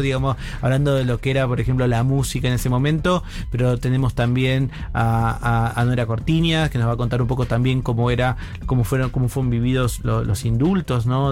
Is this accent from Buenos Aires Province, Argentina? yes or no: yes; Buenos Aires Province, Argentina; yo soy provincia de Buenos Aires y tengo un claro recuerdo de mi secundario